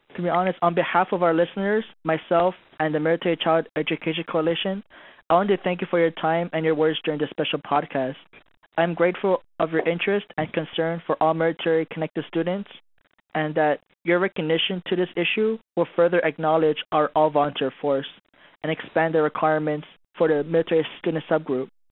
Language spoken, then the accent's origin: English; Hawaii, United States; also born or lived in Philippines; now in Fort Hood, United States; I was born and raised in Hawaii